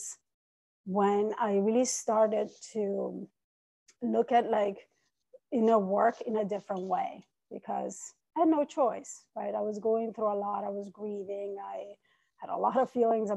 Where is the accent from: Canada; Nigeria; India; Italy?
Italy; English is a second language; moved away as an adult; also born or lived in Iran; now in New York City, United States; I was born in Iran. I was raised in Italy, and I've been in New York City for 22 years.